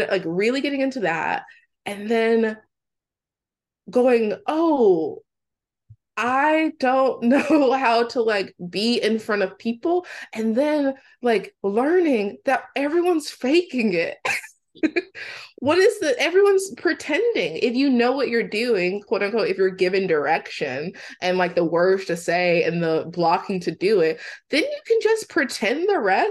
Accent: Mississippi, United States; I'm from Mississippi, and my mom has 4 children

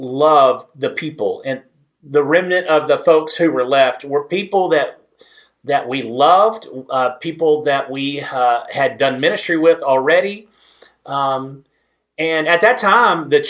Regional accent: Southeast Texas, United States; moved away as an adult; now in West Texas, United States; I am from Southeast Texas. Now, I'm a West Texas boy now, but I'm from Southeast Texas, so I have to keep some of those roots.

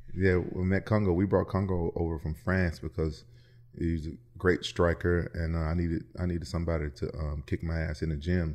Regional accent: Memphis, Tennessee, United States; I'm from Memphis, and pro wrestling is really big there

